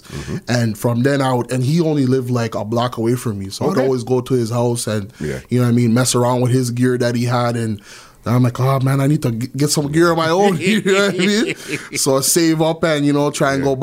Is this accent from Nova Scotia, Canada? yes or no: no; Toronto, Ontario, Canada; also born or lived in Brampton, Ontario; I'm from Malvern, and then I moved to Brampton, right, in 2000, like early 2000